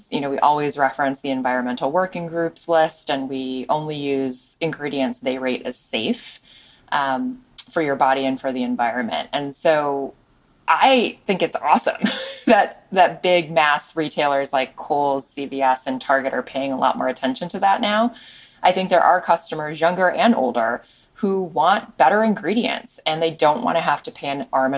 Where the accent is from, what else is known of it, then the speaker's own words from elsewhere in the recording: Chicago, Illinois, United States; we run the business in Chicago, my hometown